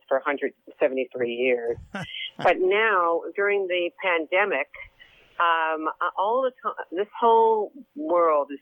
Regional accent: Long Island, New York, United States; I'm from Long Island

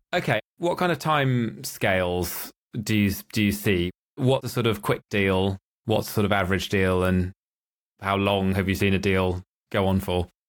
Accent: Norwich, East of England, United Kingdom; my hometown of Norwich

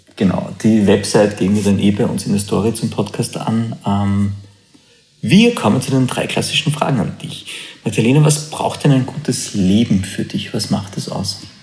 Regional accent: Austria; bei uns in Österreich

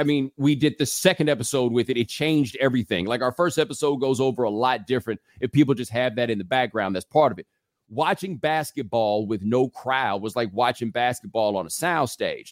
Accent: Houston, Texas, United States; moved away; I'm from Houston.

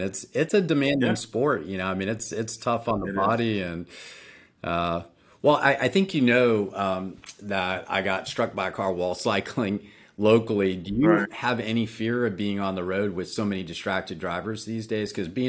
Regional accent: Orlando, Florida, United States; practicing with the Injury Assistance Law Firm in my hometown of Orlando.

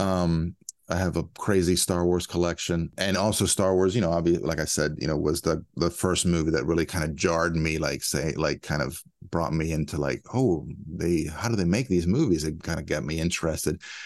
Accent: a suburb of DC, Maryland, United States; I grew up in Maryland, you know, b, a suburb of D C.

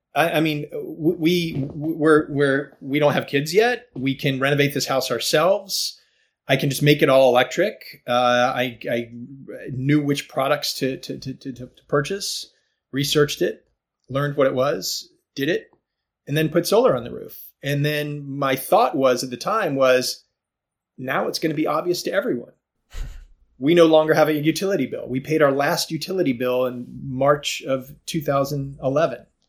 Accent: outside of Atlanta, Georgia, United States; I grew up in Georgia uh, in a suburban neighborhood outside of Atlanta.

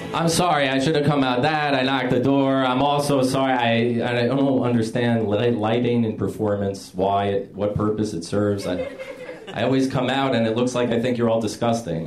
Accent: West New York, New Jersey, United States; I grew up in West New York, New Jersey

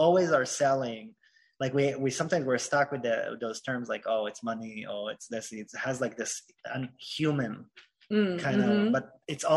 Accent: Israel; moved away; I was born in Israel

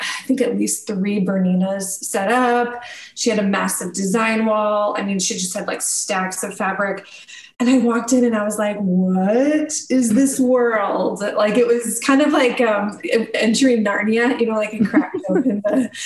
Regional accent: Missouri, United States; I'm from Missouri, and there was a school about an hour and a half away from where I grew up

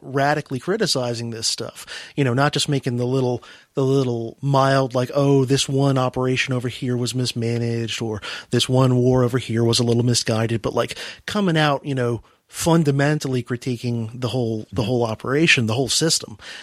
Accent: United States; I'm an American

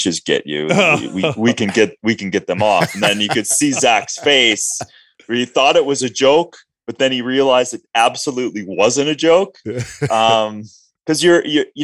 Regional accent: Minnesota, United States; both sides of my family I'm Norwegian, and I grew up in Minnesota

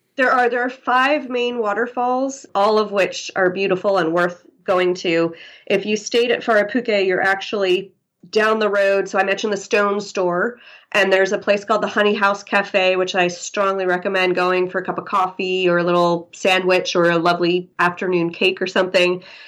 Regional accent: New York City, New York, United States; moved away as an adult; now in Kerikeri, New Zealand; I'm from New York City

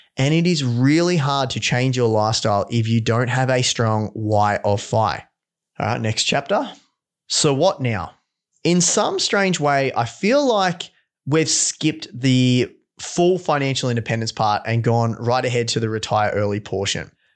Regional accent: Victoria, Australia; also born or lived in London; back into my hometown in Victoria

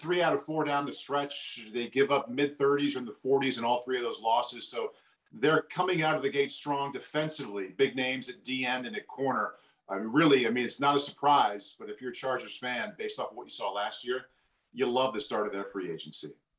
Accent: Midwest, United States; moved away; I'm from the Midwest. It's springtime, and we're always aware of tornadoes at this time of year back home

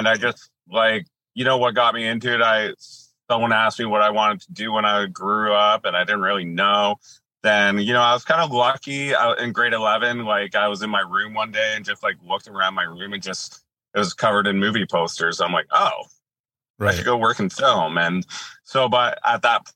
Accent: Sarnia, Ontario, Canada; moved away as an adult; also born or lived in Thunder Bay, Ontario / Toronto, Ontario / Sault Ste. Marie, Ontario; I was raised here in Sarnia

